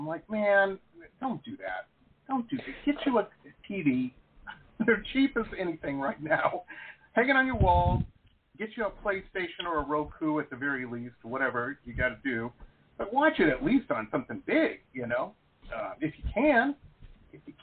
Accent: Detroit, Michigan, United States; moved away; I grew up in Detroit

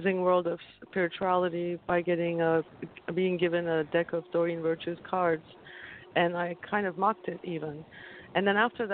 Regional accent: Turkey; moved away as an adult; I'm originally from Turkey, like I mentioned. I moved here when I was 24, and until then, I survived a lot in Turkey growing up

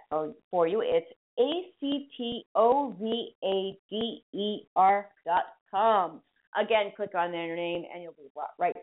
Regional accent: Boston, Massachusetts, United States; accent: Boston; my Boston accent

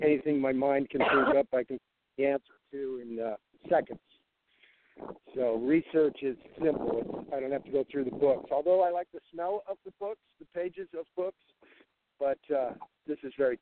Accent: San Diego, California, United States; where I grew up in San Diego

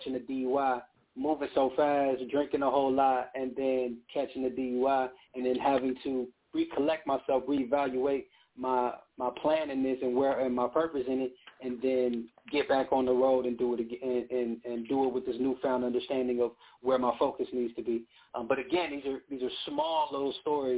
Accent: Inglewood, California, United States; now in Orange County, United States; I'm from Inglewood, but I live in Orange County

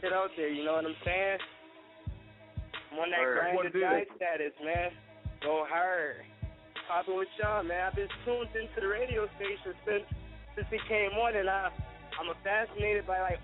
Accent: Buffalo, New York, United States; I come from Buffalo, New York.

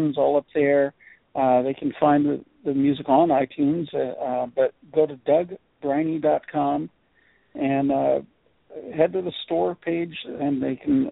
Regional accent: Southern California, United States; also born or lived in Alaska; now in Nashville, United States; growing up in Southern California

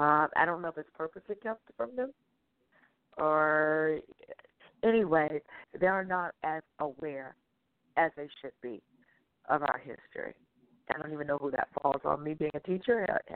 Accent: Jamaica; I told you I'm Jamaican.

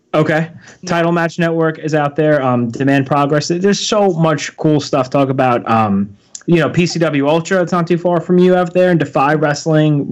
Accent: Long Island, New York, United States; being an East Coaster myself, like I said, we're from New York, uh, Long Island area.

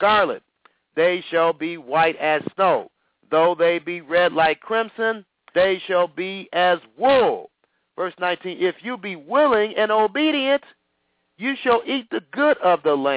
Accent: United States; I'm talking as an American citizen

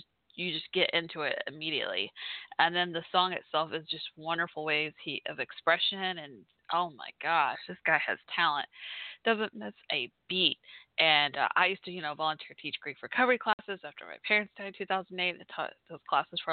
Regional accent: Fort Worth, Texas, United States; I'm from Fort Worth, Texas, Dallas, Fort Worth in the house

